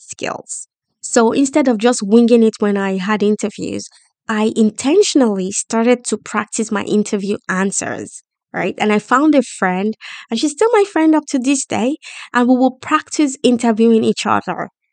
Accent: Nigeria; moved away as an adult; also born or lived in London, United Kingdom; now in United Kingdom; I decided to leave my home country, Nigeria, after my first degree.

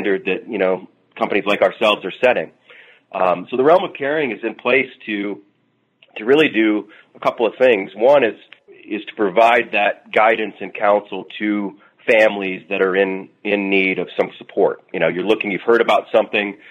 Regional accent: Southern Indiana, United States; I'm from the Midwest and Indiana, Southern Indiana

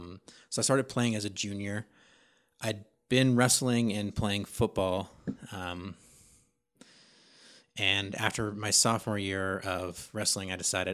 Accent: Sacramento, California, United States; So I'm from Sacramento, California. Lived there pretty much my whole life.

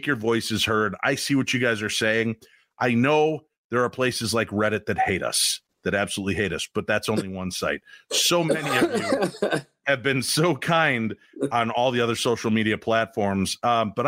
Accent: Minnesota, United States; I'm from Minnesota and now part Butean

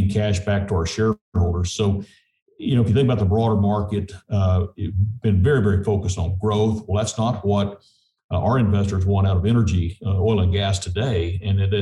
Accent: southeast New Mexico, United States; I spent most of my childhood in southeast New Mexico

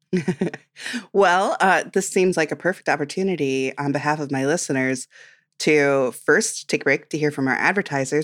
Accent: Midwest, United States; I'm from the Midwest

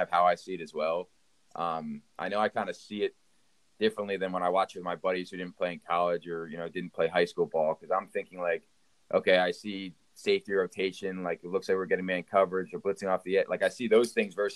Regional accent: Pennsylvania, United States; Pennsylvania, where I'm from

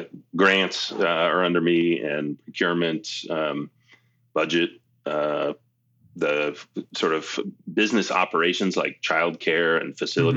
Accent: Maine, United States; moved away as an adult; also born or lived in New Hampshire / Boulder, Colorado; now in Colorado, United States; I grew up in Maine. I'm originally from Maine.

